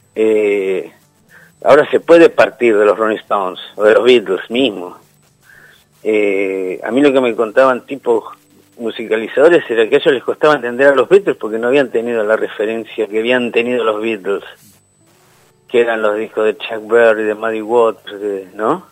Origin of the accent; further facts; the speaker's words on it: Argentina; nosotros como argentinos